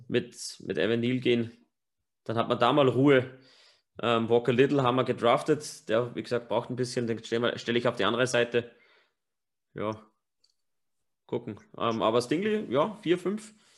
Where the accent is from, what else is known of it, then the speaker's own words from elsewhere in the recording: Upper Austria, Austria; accent: Upper Austrian dialect; unser normaler Dialekt in Oberösterreich ist halt wirklich hart